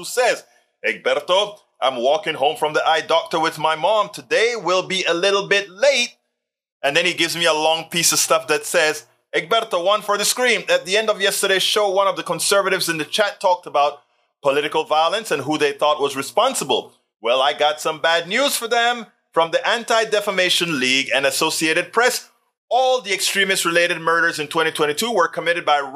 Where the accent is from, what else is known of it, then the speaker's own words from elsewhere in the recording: Coco Solo, Panama; I was born in Panama